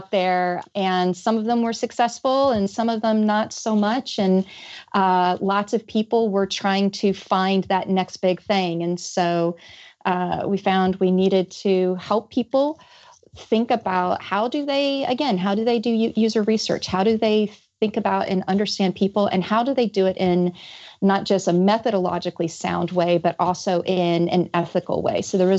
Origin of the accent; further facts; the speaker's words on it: Georgia, United States; I am. Yes. I've mostly lost my accent, but if you listen to me speak to my mother on the phone or if I get really mad